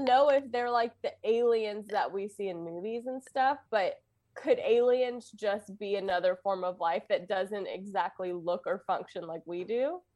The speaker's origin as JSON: {"language": "English", "region": "Louisiana", "country": "United States"}